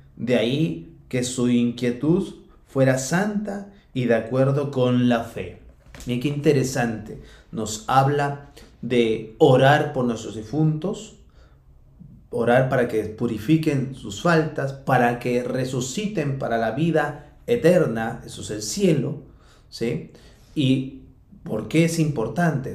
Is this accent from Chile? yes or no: no; Peru; como se dice en mi país